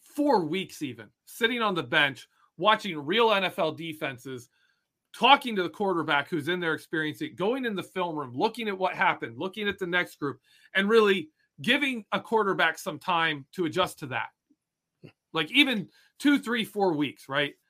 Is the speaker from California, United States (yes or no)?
no; Michigan, United States; moved away; I grew up in Michigan. I grew up an hour outside of Detroit